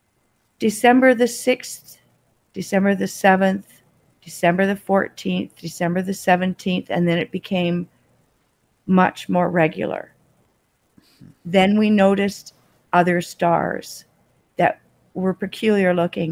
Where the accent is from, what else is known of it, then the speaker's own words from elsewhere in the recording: Toronto, Ontario, Canada; also born or lived in Australia; now in Kingston, Canada; I'm originally from Toronto